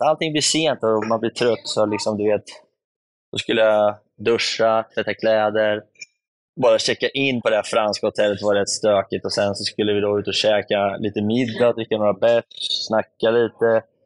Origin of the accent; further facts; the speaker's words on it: Sweden; hemma i Sverige